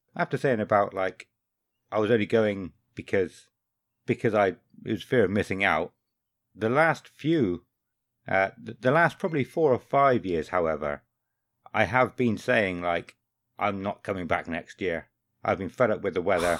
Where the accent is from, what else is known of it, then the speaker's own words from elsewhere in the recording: Somerset, South West England, United Kingdom; I'm thirty-five, I'm from Somerset and I'm a postman